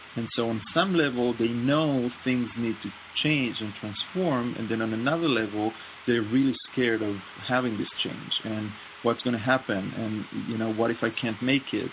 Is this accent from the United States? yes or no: no; Israel; I grew up in Israel and in the navy